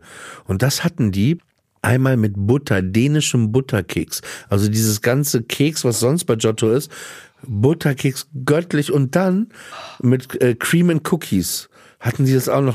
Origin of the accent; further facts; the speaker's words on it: Papenburg, Lower Saxony, Germany; als Kind in Papenburg